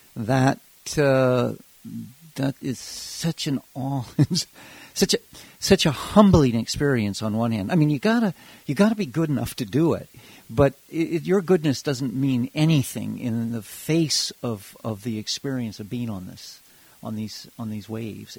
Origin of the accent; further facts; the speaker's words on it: Hawaii, United States; also born or lived in Africa; now in Amherst, United States; I grew up in Hawaii